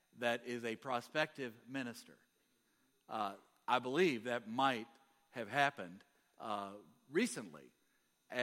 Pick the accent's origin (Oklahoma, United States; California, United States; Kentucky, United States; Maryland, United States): Kentucky, United States; I'm from Kentucky.